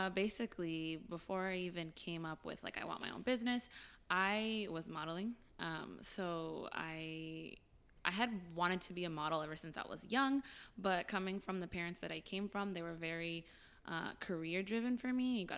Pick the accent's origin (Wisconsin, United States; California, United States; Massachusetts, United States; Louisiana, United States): California, United States; Glendale; Yes, I did.